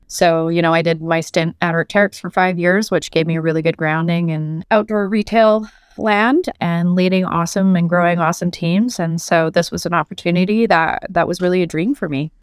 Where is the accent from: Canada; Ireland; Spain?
Canada; Vancouver, British Columbia; moved away as an adult; also born or lived in United Kingdom / France; I'm Canadian born and raised in Vancouver, although I lived abroad for, for years.